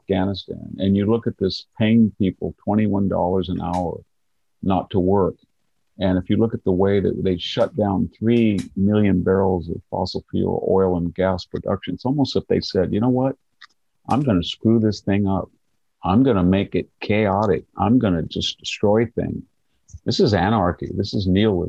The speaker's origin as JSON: {"language": "English", "town": "Selma", "region": "California", "country": "United States", "tie": "born or raised there", "said": "My hometown"}